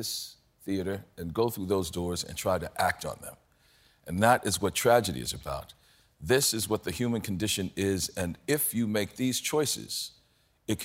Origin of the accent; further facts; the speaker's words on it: New Orleans, Louisiana, United States; I'm from New Orleans, so, you know, even when I was growing up in the 60s and 70s